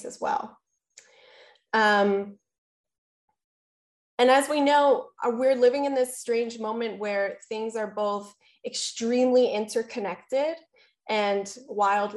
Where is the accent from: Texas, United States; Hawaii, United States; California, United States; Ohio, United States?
Hawaii, United States; as a Hawaiian person, but as a librarian as well